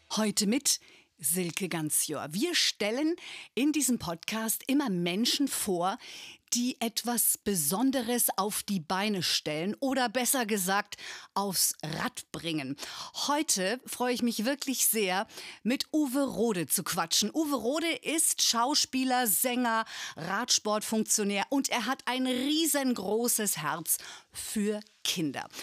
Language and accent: German; Bremen, Germany; ich bin in Bremen aufgewachsen